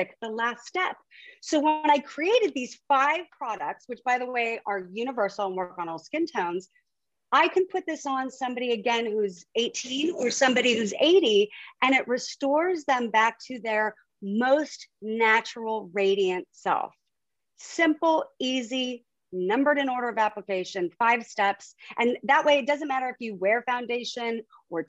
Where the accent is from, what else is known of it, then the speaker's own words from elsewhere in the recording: Huntington Beach, California, United States; moved away as an adult; also born or lived in Miami / Europe; now in New York City, United States; So we grew up in Huntington Beach, California.